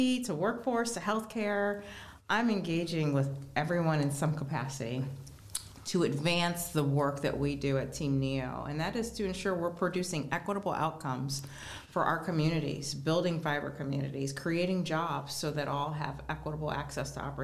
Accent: Geauga County, Northeast Ohio, United States; I grew up in Geauga County

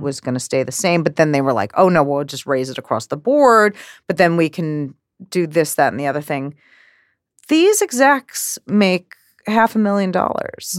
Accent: New York, United States; growing up in New York

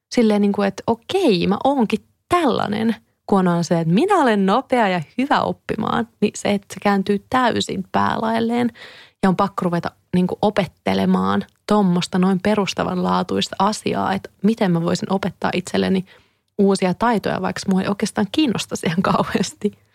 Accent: Kouvola, Kymenlaakso, Finland; mä oon Kouvolasta kotoisin ja siellä mä olin tosi paljon lapsena

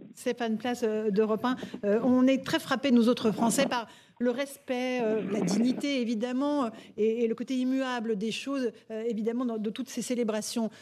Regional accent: France; nous Français

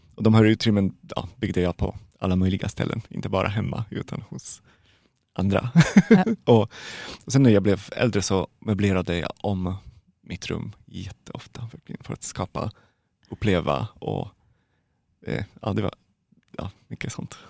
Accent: Poland; Swedish is a second language; moved away as an adult; now in Sweden; jag kommer från Polen

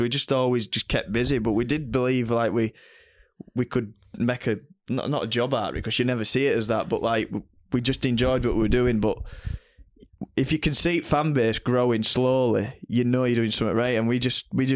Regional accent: Bolton upon Dearne, Yorkshire and the Humber, United Kingdom; I'm from Bolton on Dearn

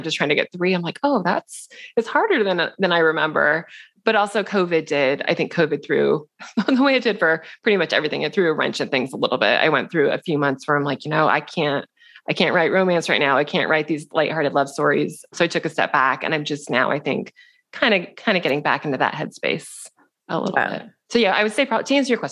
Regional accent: Seattle, Washington, United States; moved away as an adult; also born or lived in New York City; We're both from Seattle.

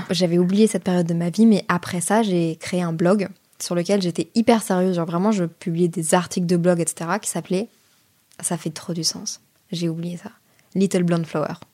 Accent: Brussels, Brussels-Capital Region, Belgium; j'ai grandi à Bruxelles, mais ma famille vient de Lille. Donc en fait, l'été, j'étais enfant unique et je pouvais pas rester à Bruxelles

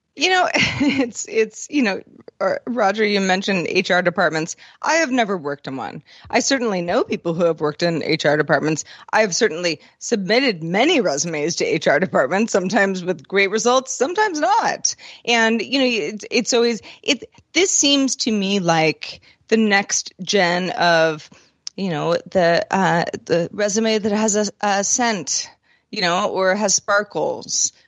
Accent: Bay Area, California, United States; as a Bay Area person

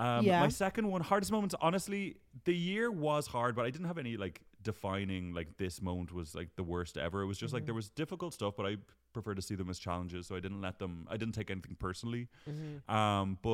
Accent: Ireland; now in London, United Kingdom

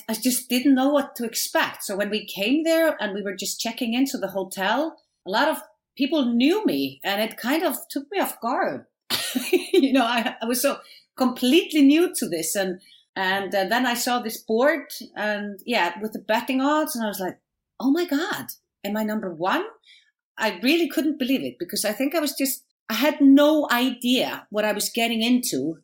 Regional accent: Iceland

